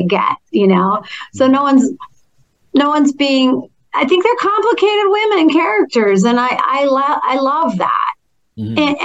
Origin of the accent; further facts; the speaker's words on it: Minnesota, United States; moved away; also born or lived in Toronto; I'm from Minnesota